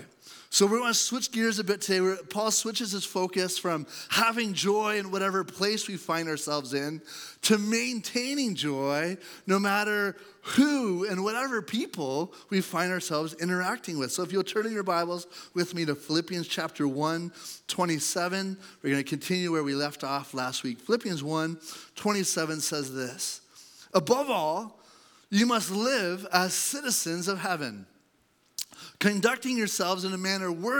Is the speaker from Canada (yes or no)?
yes; Canada; I have a passport that says I'm Canadian